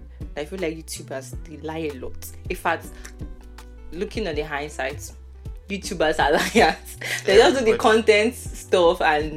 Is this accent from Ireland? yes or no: no; Nigeria; moved away as an adult; now in United Kingdom; Me, I'm a Nigerian girl.